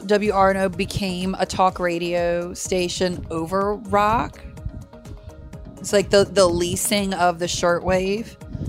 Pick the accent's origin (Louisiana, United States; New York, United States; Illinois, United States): Louisiana, United States; We're also from Louisiana, so cold is relative to us.